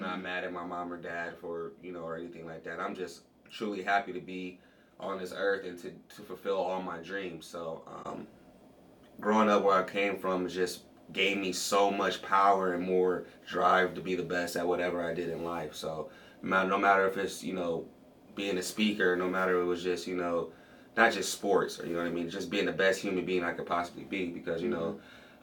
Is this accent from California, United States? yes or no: yes; Compton, California, United States; moved away; also born or lived in Cleveland; I'm from Compton, California. Um, yep, Compton, California. Just like we all hear in the movies and all you know, all in the scenes and stuff like that. Uh, you know, very traceless background for me to grow up